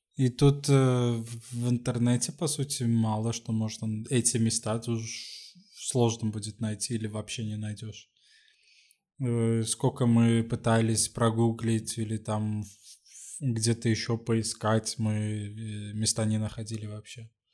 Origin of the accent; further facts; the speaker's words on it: Sweden; now in Lisbon, Portugal; из Швеции